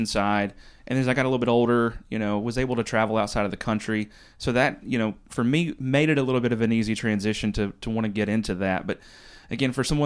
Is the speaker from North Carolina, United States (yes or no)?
yes; Western North Carolina, United States; also born or lived in New York City, United States; now in North Myrtle Beach, United States; I'm from Western North Carolina